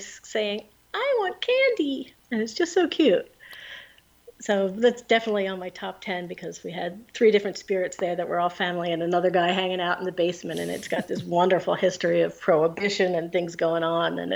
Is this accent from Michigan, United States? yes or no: no; Pennsylvania, United States; now in New Jersey, United States; I'm from Pennsylvania